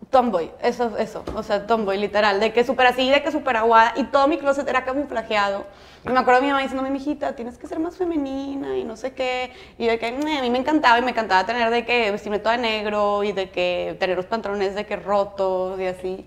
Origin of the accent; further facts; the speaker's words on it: Monterrey, Nuevo León, Mexico; yo soy de Monterrey